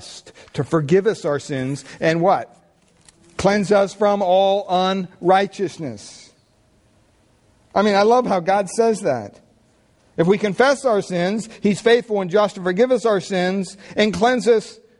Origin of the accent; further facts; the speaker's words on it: Pennsylvania, United States; now in Redwood City, United States; growing up in Pennsylvania